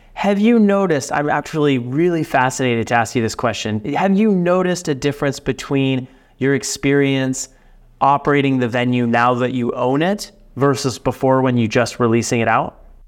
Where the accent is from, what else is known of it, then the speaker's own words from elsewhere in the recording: Dallas Fort Worth area, Texas, United States; I'm from Texas, uh, from the the Dallas Fort Worth area